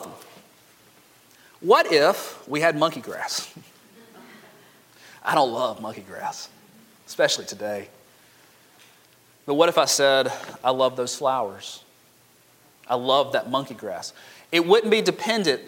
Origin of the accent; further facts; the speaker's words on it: Montgomery, Alabama, United States; I grew up in Montgomery where everybody's foundation is cracked